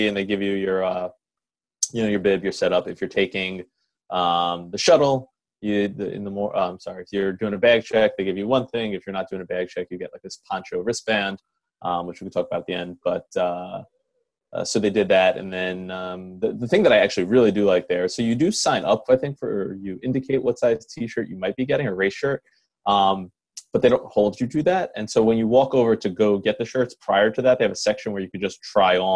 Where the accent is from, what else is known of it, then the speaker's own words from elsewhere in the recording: New York City, New York, United States; moved away as an adult; I grew up in Queens my first 18 years of my life